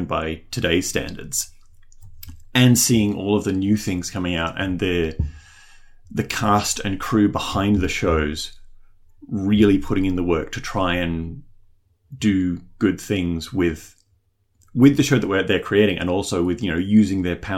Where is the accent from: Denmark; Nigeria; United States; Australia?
Australia; also born or lived in New Zealand; I was born in New Zealand, as was my younger sister. And then our whole family, well, my immediate family, we moved over here when I was about 2 years old, to Australia